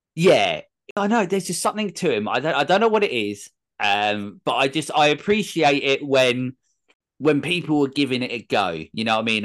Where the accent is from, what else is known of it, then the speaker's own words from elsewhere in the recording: England, United Kingdom; I'm English